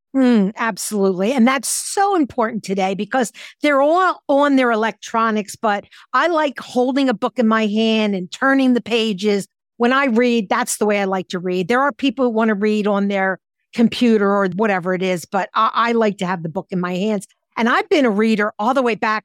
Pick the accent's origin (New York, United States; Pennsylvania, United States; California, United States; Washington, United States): Pennsylvania, United States; Philadelphia; I'm from Philadelphia. We had lots of libraries 'cause it's a huge city